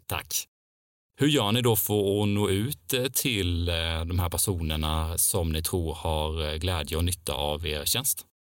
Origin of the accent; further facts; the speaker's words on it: Älmhult, Kronoberg County, Sweden; jag kommer ju till och med från entreprenörsmäckat Älmhult